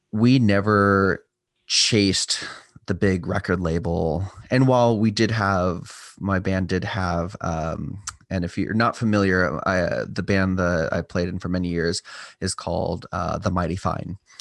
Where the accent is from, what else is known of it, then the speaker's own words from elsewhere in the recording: Southern California, United States; also born or lived in Los Angeles, California / Templeton, California / San Luis Obispo, California; I was born in L A, lived in kind of various cities of Southern California, and, uh, ultimately, my mom and I moved up here